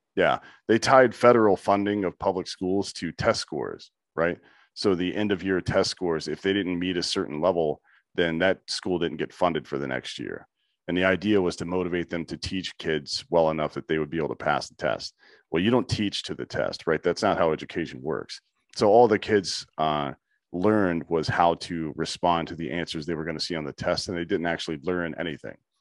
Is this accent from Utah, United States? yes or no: no; South Carolina, United States; I'm from the South too. I'm from South Carolina